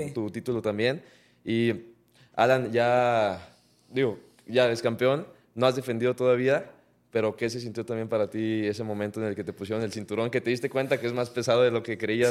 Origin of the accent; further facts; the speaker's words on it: Mexico; orgullosamente somos mexicanos los tres